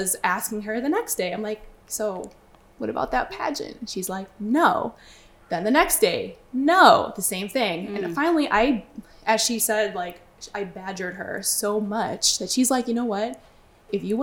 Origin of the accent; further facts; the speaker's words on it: Chicago, Illinois, United States; moved away as an adult; also born or lived in Brooklyn, New York; now in Long Island, United States; Originally, I'm from Chicago. But I moved to New York when I was 19 years old